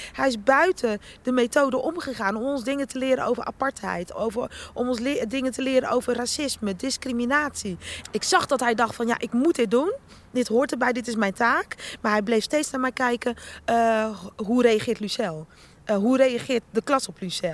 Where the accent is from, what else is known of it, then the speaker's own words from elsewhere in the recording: Rotterdam, South Holland, Netherlands; accent: Rotterdam; also born or lived in Suriname; als ik moe ben, dan hoor je mijn Rotterdamse accent naar boven komen